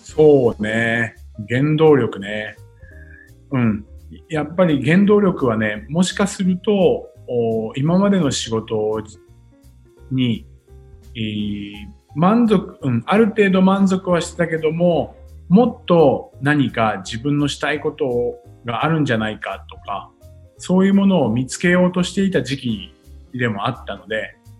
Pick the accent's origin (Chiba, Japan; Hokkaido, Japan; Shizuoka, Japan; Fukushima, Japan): Chiba, Japan; Futtsu; moved away as an adult; now in Tokyo, Japan; 生まれはですね、はい、千葉の富津というね、すごい田舎町です。